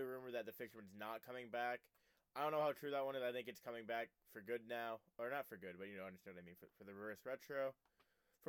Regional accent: United States; we're also American

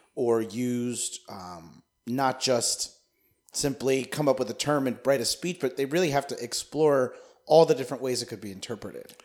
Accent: United States; as an American

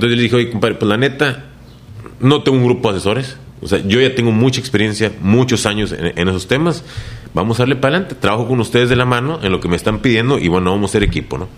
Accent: Reynosa, Tamaulipas, Mexico; moved away as an adult; also born or lived in Nuevo León / Mexico City / Saltillo; de aquí somos

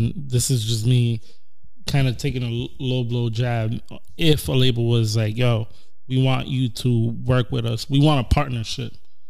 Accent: Providence, Rhode Island, United States; I'm from Providence, Rhode Island.

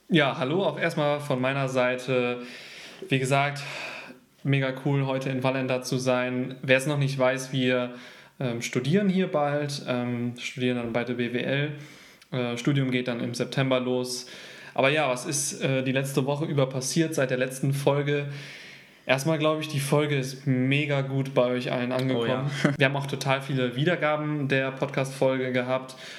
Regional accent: Leverkusen, North Rhine-Westphalia, Germany; also born or lived in Gütersloh / Canada; Ich wurde in Gütersloh geboren und habe dann den, eigentlich meine komplette Kindheit und mein Jugendleben in Leverkusen gewohnt.

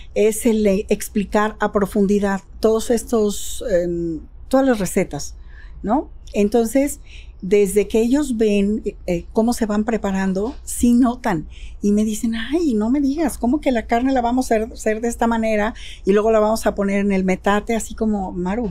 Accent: Jalisco, Mexico

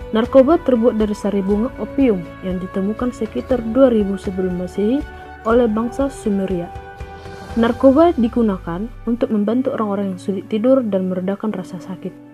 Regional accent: Bandar Lampung, Lampung, Indonesia; Asal gua dari Bandar Lampung

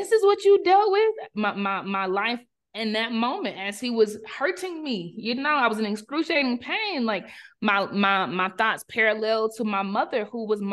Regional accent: South Carolina, United States; moved away as an adult; also born or lived in Charlotte, North Carolina; growing up in South Carolina and me going to the University of South Carolina and moving to Charlotte to start a career, still in the South

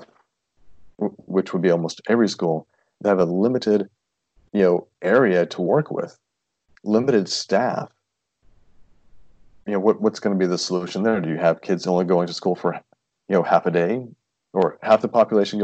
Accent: Tennessee, United States; moved away; I'm from Tennessee, very small town of about 4,000 people

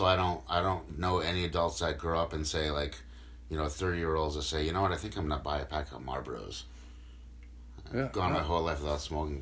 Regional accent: Norwich, East of England, United Kingdom; I grew up in Norwich. Nothing special. I didn't come from a broken home. I didn't go to shitty schools.

